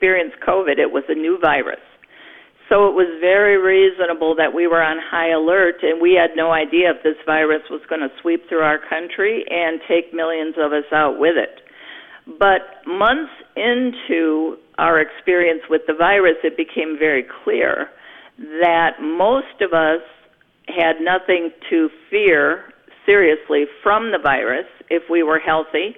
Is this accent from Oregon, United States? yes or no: no; New Berlin, Wisconsin, United States; I have lived in Wisconsin all my life. I grew up in New Berlin in Waukesha County